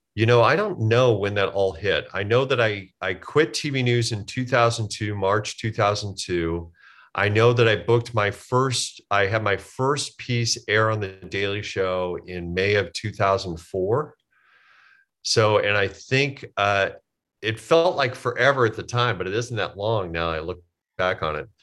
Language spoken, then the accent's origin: English; Omaha, Nebraska, United States; moved away as an adult; also born or lived in Kansas; I grew up in Omaha, Nebraska